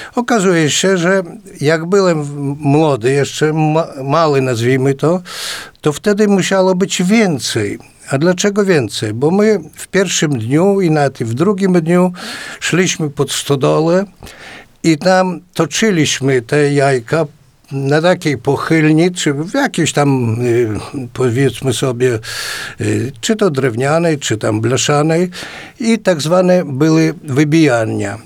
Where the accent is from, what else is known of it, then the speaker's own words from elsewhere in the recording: a village near Potoka, Podlaskie Voivodeship, Poland; now in Białystok, Poland; w mojej wsi.